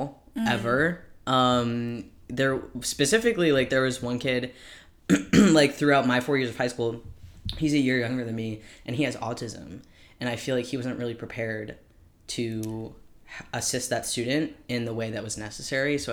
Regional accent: Cape Cod, Massachusetts, United States; So I'm from Cape Cod, Massachusetts, small town vibes. And so I went to like a private Catholic school, like prep school for like 4 years from middle school

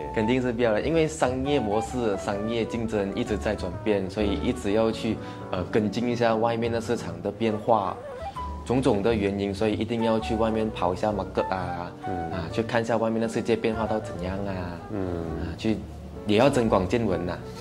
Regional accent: Bentong, Pahang, Malaysia; 我们那边当地人广西人比较多

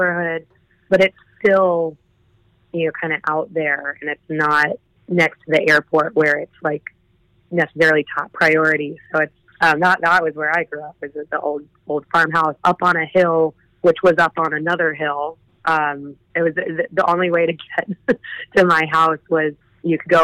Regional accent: Cincinnati, Ohio, United States; I grew up in the Cincinnati, Ohio area

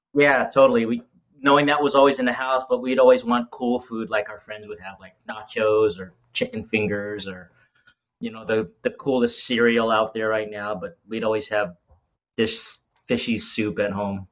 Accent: Las Vegas, Nevada, United States; moved away as an adult; also born or lived in Southern California; now in Cincinnati, United States; originally from born in Southern California um, spent the majority of my life in Las Vegas

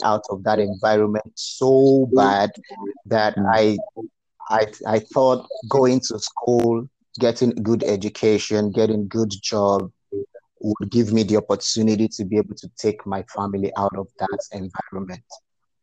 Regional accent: Nigeria; moved away as an adult; now in Fort Worth, United States; I grew up in a very rural part of Nigeria

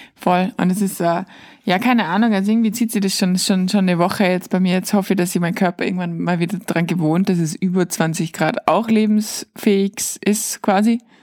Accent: Austria; als Österreicher

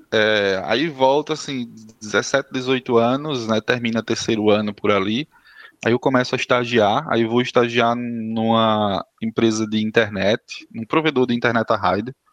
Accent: Campina Grande, Paraíba, Brazil; Vamos é o seguinte, eu sou de Campina Grande, né?

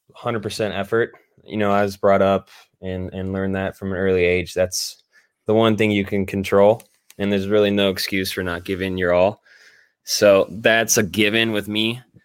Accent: Northern California, United States; I'm from Northern California and spent my youth driving down

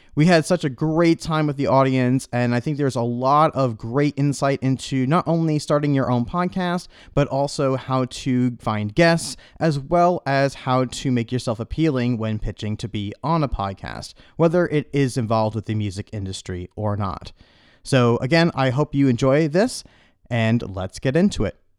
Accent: New York, United States; accent: New York; now in Arizona, United States; I'm from New York and I'm in Arizona and it's conflicting with my New York accent

